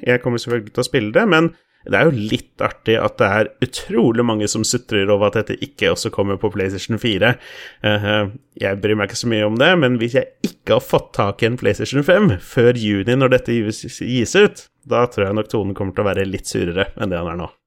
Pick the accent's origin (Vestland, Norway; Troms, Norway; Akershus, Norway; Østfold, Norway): Østfold, Norway; Moss; er jo mossing, jeg er jo fra Østfold